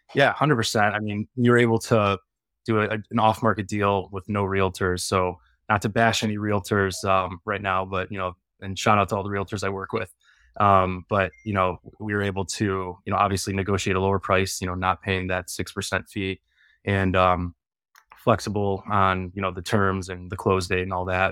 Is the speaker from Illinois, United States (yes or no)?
yes; Chicago, Illinois, United States; I'm from Chicago